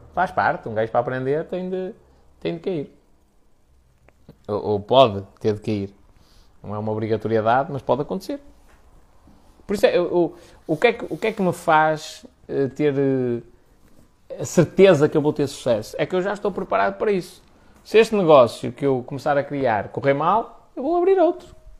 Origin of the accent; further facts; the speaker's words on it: the North, Norte, Portugal; Aqui no Norte é. Nós somos muito diretos nas coisas